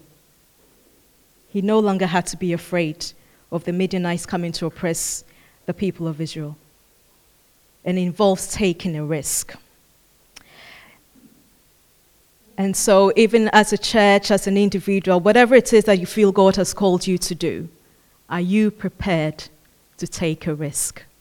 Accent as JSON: {"language": "English", "country": "Ghana", "said": "I come from Ghana"}